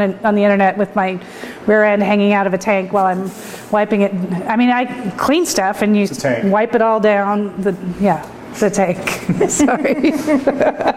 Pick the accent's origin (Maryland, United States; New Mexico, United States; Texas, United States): New Mexico, United States; moved away; also born or lived in Japan; I'm from New Mexico